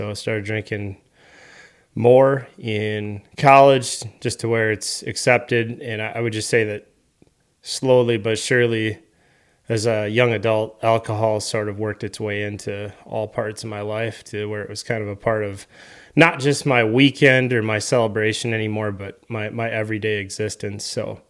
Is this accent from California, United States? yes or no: no; Wisconsin, United States; I grew up here in Western Wisconsin, St. Croix County, raised in a great family.